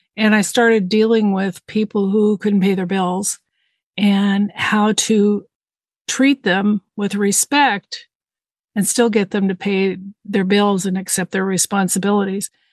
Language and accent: English; Southern California, United States; moved away as an adult; I was raised in Southern California in a very diverse community